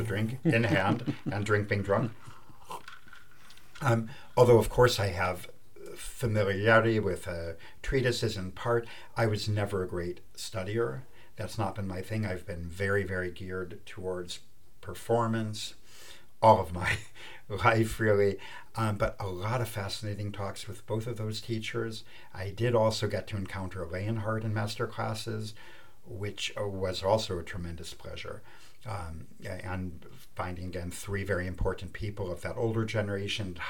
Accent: Mount Prospect, Illinois, United States; now in France; I grew up in Mount Prospect, Illinois

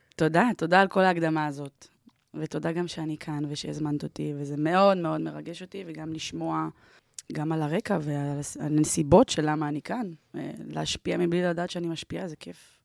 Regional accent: Ramat Gan, Tel Aviv District, Israel; אני גדלתי ונולדתי ברמת גן

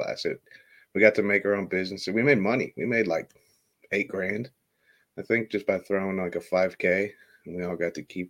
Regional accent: Illinois, United States; I live in Illinois. And I hate the cold weather. I lived here my whole life

